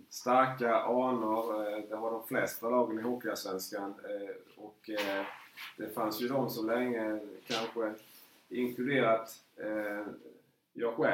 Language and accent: Swedish; Småland, Sweden; mitt småländska hjärta där, som sagt, jag har ju varit